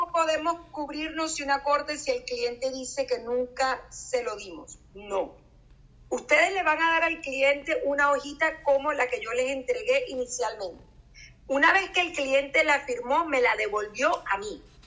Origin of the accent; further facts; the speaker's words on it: Venezuela; moved away as an adult; also born or lived in Miami; Yo originalmente soy de Venezuela y eh, lo que yo hacía en Venezuela, o sea, mi trabajo, yo era fiscal del Ministerio Público.